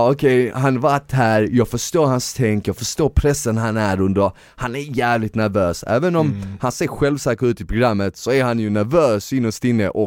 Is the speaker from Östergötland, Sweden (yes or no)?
no; Eskilstuna, Södermanland, Sweden; now in Stockholm, Sweden; jag är från Eskilstuna i grund och botten och jag flyttade